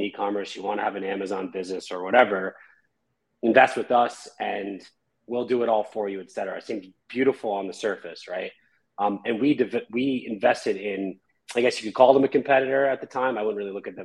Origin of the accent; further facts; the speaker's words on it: the Catskills, upstate New York, United States; moved away as an adult; now in Los Angeles, United States; So I'm from the Catskills in a small town in New York. Moved out to LA about 12 years ago.